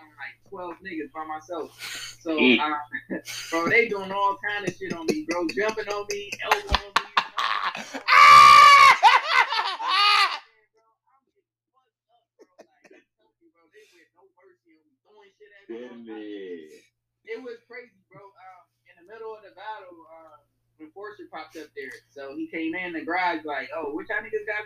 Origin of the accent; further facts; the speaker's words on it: Temple, Texas, United States; now in Long Beach, United States; I'm from Texas, you feel me? I'm from Temple, Texas, bro, from the city of Bell